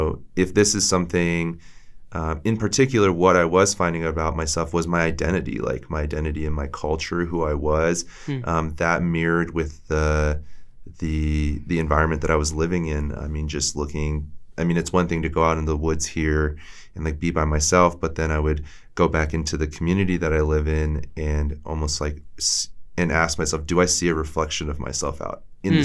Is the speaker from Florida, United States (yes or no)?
no; Maryland, United States; moved away as an adult; now in Montana, United States; I grew up outside or in Maryland